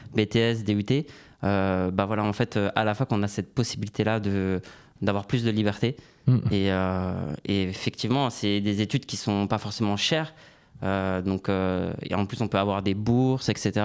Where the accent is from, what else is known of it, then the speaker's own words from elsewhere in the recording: Orly, Île-de-France, France; also born or lived in Canada; je suis originaire d'Orly, dans le sud de Paris